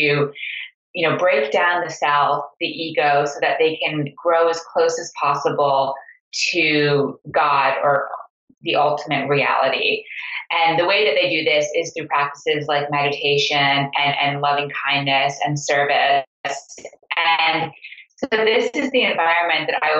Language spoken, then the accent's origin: English; Montreal, Quebec, Canada; I grew up in Montreal in a Sufi meeting house that my parents administered.